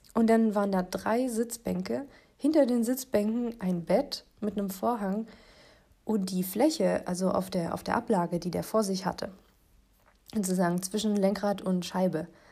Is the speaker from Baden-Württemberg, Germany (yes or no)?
yes; Ravensburg district, Baden-Württemberg, Germany; also wir sind aus dem Kreis Ravensburg